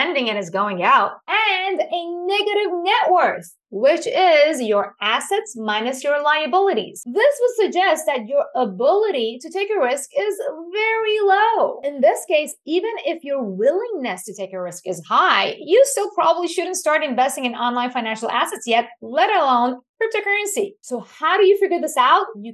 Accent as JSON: {"language": "English", "country": "Iran", "tie": "born or raised there", "moved": "yes", "said": "I was born and raised in Iran"}